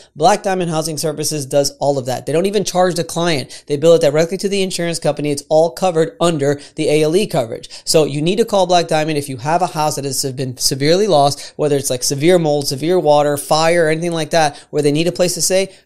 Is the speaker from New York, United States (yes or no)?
no; Florida, United States; I'm from Florida, born and raised in Florida